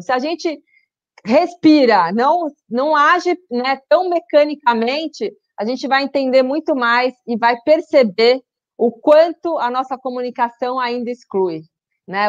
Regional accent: São Paulo, Brazil; Meu é coisa de paulista, né? Mas eu já usei, já me entrega que eu sou paulista

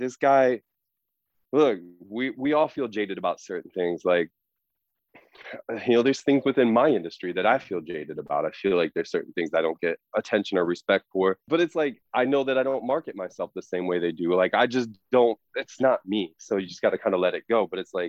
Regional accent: Illinois, United States; this was somebody, you know, growing up in the Midwest, especially outside of Chicago.

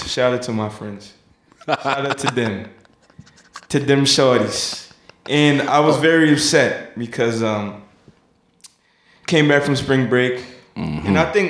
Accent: New York City, New York, United States; also born or lived in Brooklyn, New York City; I was born in Brooklyn, raised in Queens.

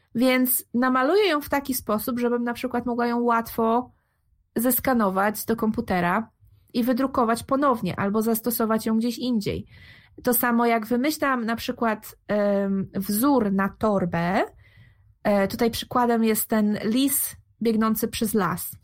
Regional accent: Gdańsk, Pomeranian Voivodeship, Poland; moved away as an adult; now in Netherlands; jestem z Gdańska, w Polsce mieszkam w Gdańsku.

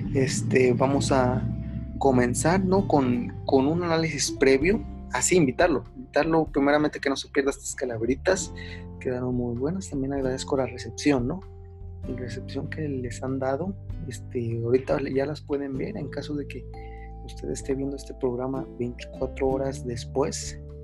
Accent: Mexico; nos identifica a nosotros como mexicanos

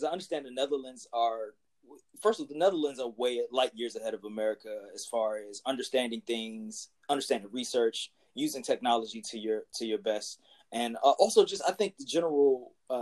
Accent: Washington, District of Columbia, United States; we grew up together here in Washington, D.C.

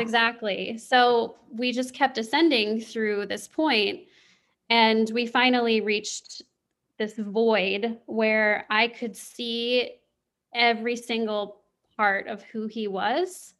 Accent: Kansas City, Missouri, United States; I grew up in the Midwest. I grew up in the Kansas City area

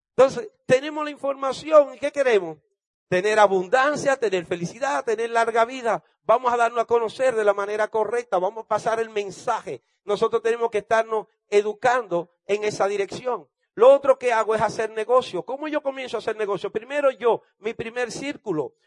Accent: Dominican Republic; yo soy de República Dominicana.

